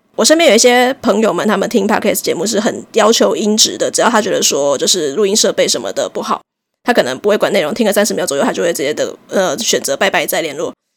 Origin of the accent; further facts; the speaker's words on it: Chiayi, Taiwan; 我是嘉义人，我们两个都是比较南部的